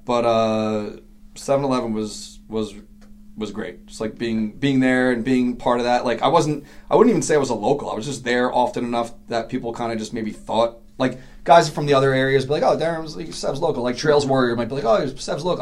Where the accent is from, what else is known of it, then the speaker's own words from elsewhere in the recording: New York City, New York, United States; I grew up in Queens